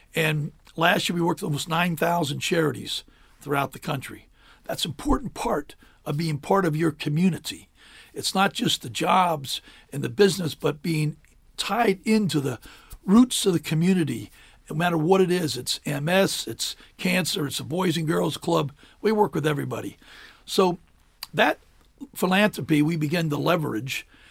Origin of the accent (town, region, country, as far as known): Adams County, Pennsylvania, United States; born or raised there; also born or lived in Cheverly, Maryland / Hyattsville, Maryland; now in Maryland, United States